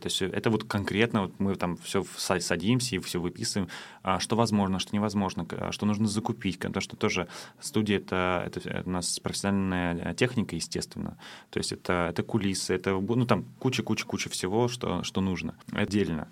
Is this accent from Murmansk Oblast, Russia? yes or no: no; Saint Petersburg, Russia; now in Tallinn, Estonia; я сам из Питера